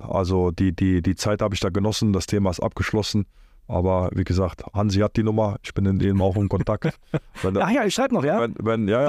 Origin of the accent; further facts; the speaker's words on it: Cologne, North Rhine-Westphalia, Germany; also born or lived in Poland; Köln, Köln ist so meine Heimat